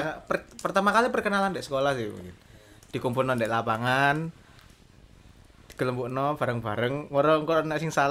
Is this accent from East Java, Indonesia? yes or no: yes; Malang, East Java, Indonesia; Ya udah di udah ada di intro tadi kita asal Kota Malang juga.